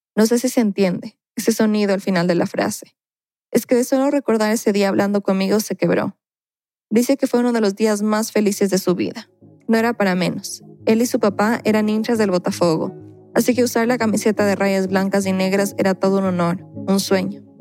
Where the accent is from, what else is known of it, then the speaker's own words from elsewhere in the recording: Ecuador; en mi país, Ecuador